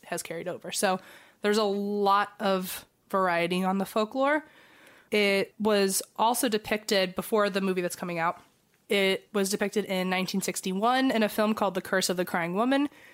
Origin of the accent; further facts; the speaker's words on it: Fredericksburg, Virginia, United States; moved away; we're probably currently in Fredericksburg, and I'm showing Christine and Eva my hometown